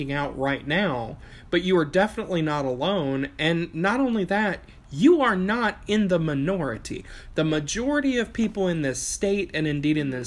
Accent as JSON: {"language": "English", "town": "Chillicothe", "region": "Ohio", "country": "United States", "also_born_or_lived": "Appalachia", "said": "living in Southern Ohio, I'm from Chillicothe. That's where I live."}